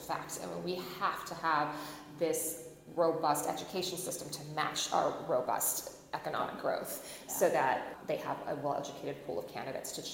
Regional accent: Phoenix, Arizona, United States; now in Mesa, United States; where I was born and raised was in Phoenix.

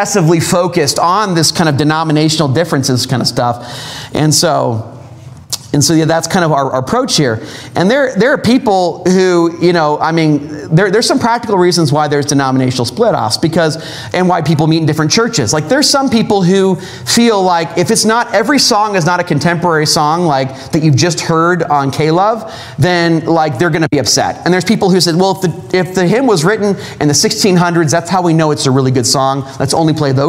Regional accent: Southern California, United States; moved away; I'm from Southern California

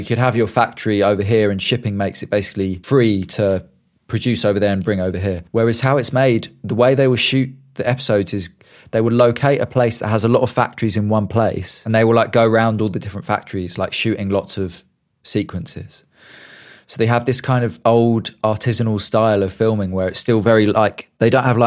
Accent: United Kingdom; me as a Brit

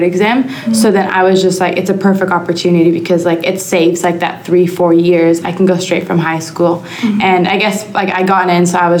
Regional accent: Toronto, Ontario, Canada; moved away as an adult; now in Adelaide, Australia; I'm from Canada, specifically Toronto

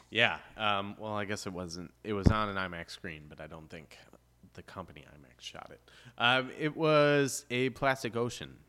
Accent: Chicago, Illinois, United States; moved away; also born or lived in Gulf coast (Highway 98); growing up in Chicago, we, like, we're by the lake

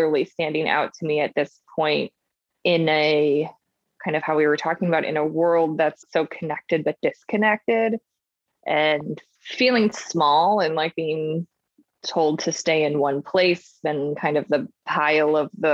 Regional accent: Chicago, Illinois, United States; now in San Diego, United States; growing up in Chicago

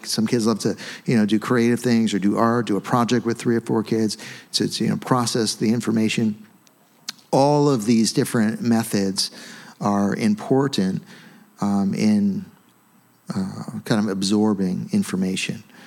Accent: United States; we're American

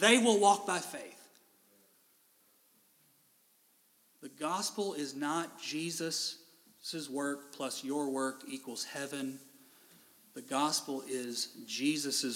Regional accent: Owensboro, Kentucky, United States; There's a preschool growing up in Owensboro, Kentucky called Jacob's Ladder that all my friends went

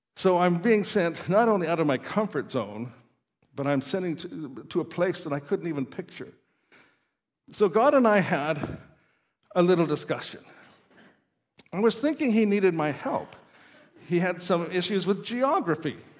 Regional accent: Saskatoon, Saskatchewan, Canada; moved away as an adult; also born or lived in Norway; I grew up in Saskatoon

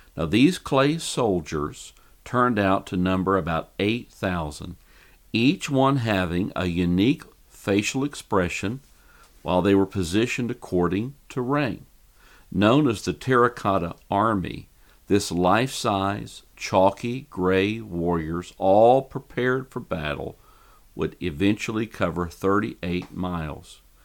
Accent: Fort Worth, Texas, United States; here in my hometown of Fort Worth, Texas

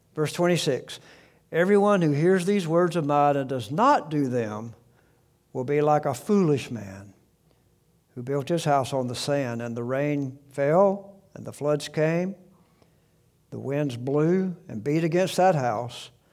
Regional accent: South Alabama, United States; I grew up in South Alabama

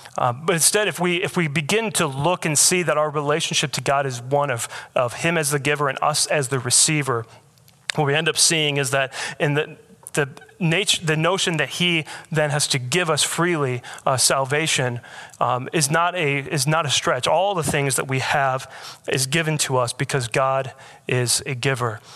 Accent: Michigan, United States; moved away as an adult; also born or lived in Alaska; now in Raleigh, United States; I was born in Michigan

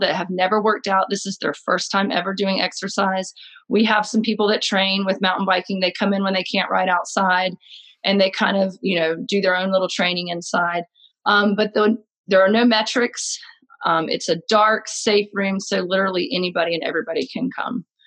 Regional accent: Jacksonville, North Carolina, United States; also born or lived in Philadelphia, Pennsylvania; now in Boone, United States; I was born and raised in Jacksonville, North Carolina, and came to Boone about 10 years ago from Philadelphia

